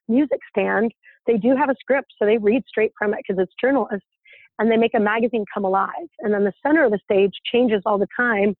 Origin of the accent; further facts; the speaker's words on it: Idaho Falls, Idaho, United States; moved away as an adult; also born or lived in Utah; I grew up in Idaho Falls, Idaho